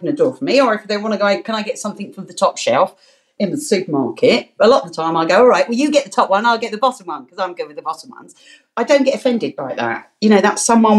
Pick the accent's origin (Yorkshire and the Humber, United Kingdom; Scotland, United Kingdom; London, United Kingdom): London, United Kingdom; accent: Cockney; I am proud to say I'm a Bow Bell Cockney. I was born in London, and my whole family born in London.